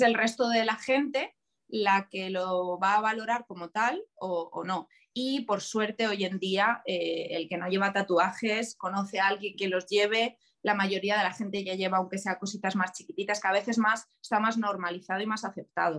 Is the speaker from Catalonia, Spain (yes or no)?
no; Leganés, Community of Madrid, Spain; also born or lived in Valencia / Cáceres; yo soy de Leganés